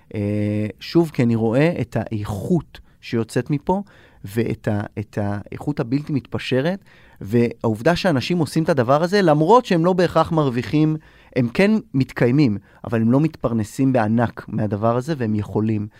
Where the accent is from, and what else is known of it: Israel